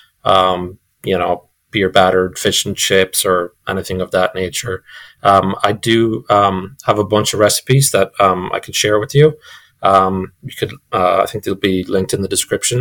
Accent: Ireland; moved away; I'm European and I didn't know that I'm Irish

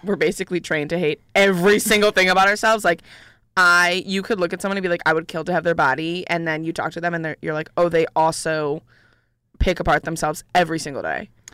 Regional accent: Syracuse, New York, United States; now in Ithaca, United States; I'm originally from Syracuse

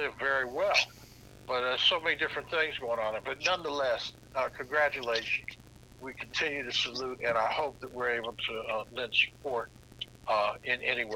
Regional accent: Indianapolis, Indiana, United States; moved away; I graduated from Shortridge. I'm from Indianapolis.

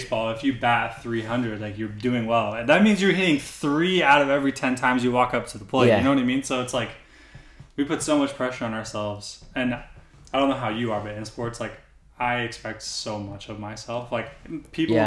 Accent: Auburn, United States; moved away; I'm from Auburn

